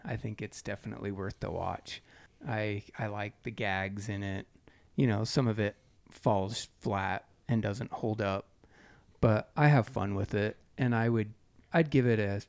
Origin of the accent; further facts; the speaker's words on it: North Carolina, United States; this was in my hometown of North Carolina.